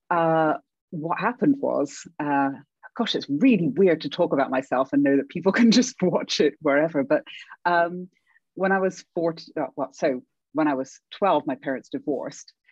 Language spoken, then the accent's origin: English; England, United Kingdom; accent: British; moved away as an adult; now in Canada; when I was a child growing up in England, I started out with an American accent and everyone made fun of me and I deliberately lost my accent.